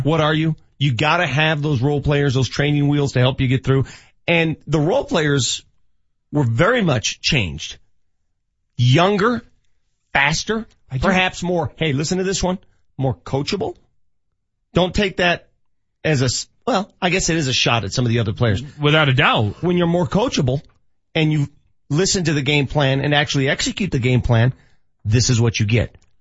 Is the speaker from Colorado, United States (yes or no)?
yes; Denver, Colorado, United States; born and raised in North Denver